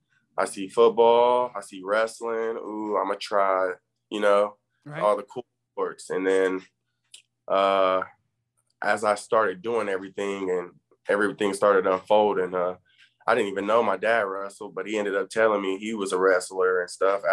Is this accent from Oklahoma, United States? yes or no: yes; Muskogee, Oklahoma, United States; I grew up in Muskogee.